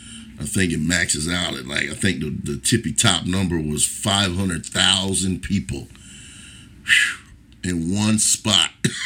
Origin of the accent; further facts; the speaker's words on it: Orlando, Florida, United States; now in Los Angeles, United States; Orlando, my hometown, and here, Los Angeles. Crazy. No, crazy. Two places I resided.